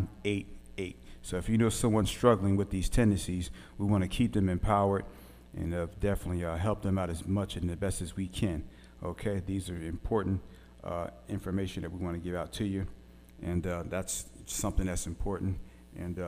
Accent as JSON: {"language": "English", "town": "Philadelphia", "region": "Pennsylvania", "country": "United States", "tie": "born or raised there", "moved": "yes", "lives_now": "Little Rock, United States", "said": "I'm from West Philly, born and raised."}